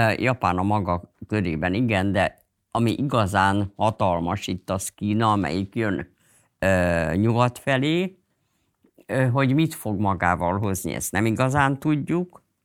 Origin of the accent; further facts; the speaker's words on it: Budapest, Hungary; Pesti is voltam, tehát az, hogy egy cigarettázó Pesti zsidó lány